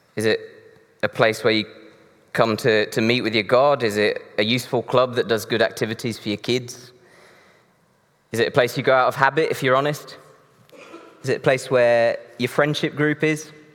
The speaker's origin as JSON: {"language": "English", "region": "Northeast Brazil", "country": "Brazil", "tie": "born or raised there", "moved": "yes", "said": "I grew up in Brazil, um, in the northeast of Brazil"}